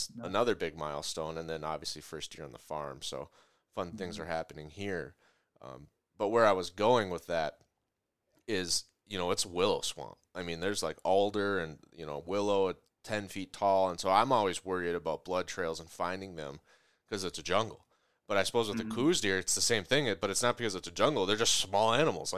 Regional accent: Minnesota, United States; I'm from Minnesota

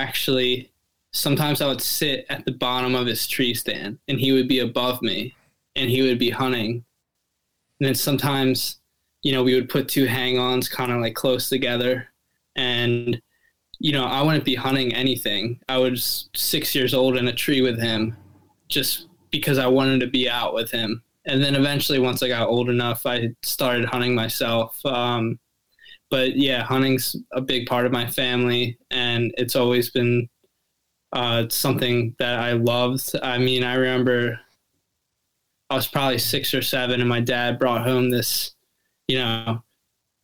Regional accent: Southeast Pennsylvania, United States; I'm from Southeast PA. I live in Lancaster County.

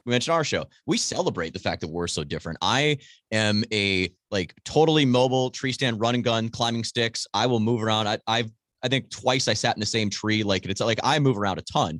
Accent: Wisconsin, United States; family always had property in Marinette County, which is the far northern, like, northeastern part of the state

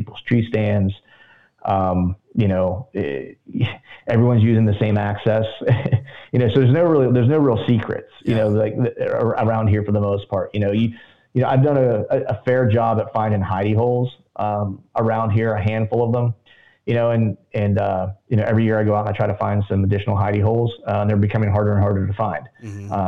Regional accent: Pennsylvania, United States

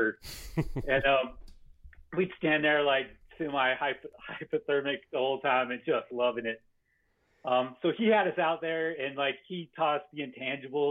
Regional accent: Farmington, New Mexico, United States; I grew up in Farmington, New Mexico, which is in the Four Corners region

